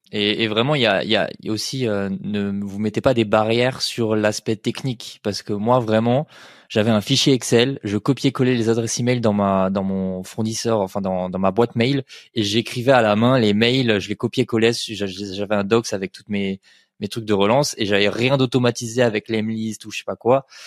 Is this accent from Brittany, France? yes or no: no; Colmar, Grand Est, France; je viens de Colmar en Alsace